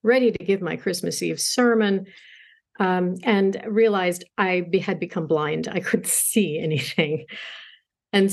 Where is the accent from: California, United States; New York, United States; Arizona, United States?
New York, United States; New York City; I grew up in Queens, New York